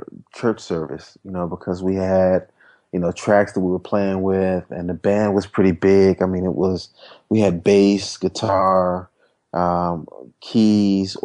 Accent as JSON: {"language": "English", "town": "Washington", "region": "District of Columbia", "country": "United States", "said": "I'm from Washington, D.C. originally. Spent most of my time just kind of growing up in church and playing in church."}